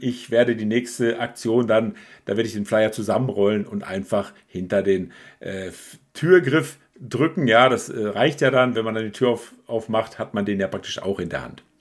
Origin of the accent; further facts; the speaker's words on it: Calw district, Baden-Württemberg, Germany; wir aus der gleichen Region kommen